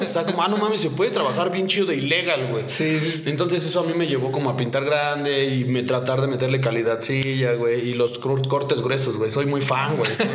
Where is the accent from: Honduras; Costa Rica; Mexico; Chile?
Mexico; Cuautitlán Izcalli, State of Mexico; yo soy eh, del Estado de México, Cotlán Iscali. Eh, pues ahora sí que crecí ahí en, Infonavit Norte